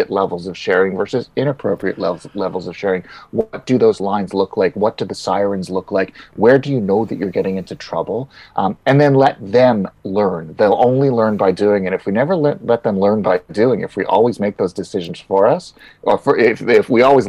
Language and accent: English; Canada; being Canadian, I remember full well what it's like in the middle of winter